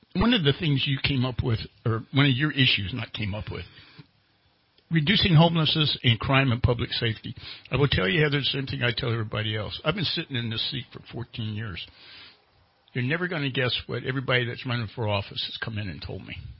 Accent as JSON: {"language": "English", "town": "Charleston", "region": "West Virginia", "country": "United States", "tie": "born or raised there", "moved": "yes", "lives_now": "Redding, United States", "said": "I was born in West Virginia."}